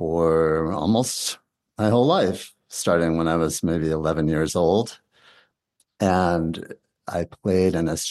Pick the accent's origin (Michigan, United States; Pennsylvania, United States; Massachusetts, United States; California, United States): Massachusetts, United States; also born or lived in Philadelphia / Los Angeles; now in Bloomington, United States; I grew up in Massachusetts and lived in Philadelphia, lived in Los Angeles. Now I live in Bloomington, Indiana